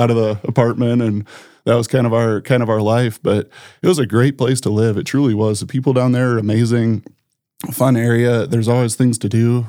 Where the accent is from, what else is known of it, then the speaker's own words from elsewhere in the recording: Sioux Falls, South Dakota, United States; also born or lived in Brookings, South Dakota; now in Brandon, United States; I grew up in Sioux Falls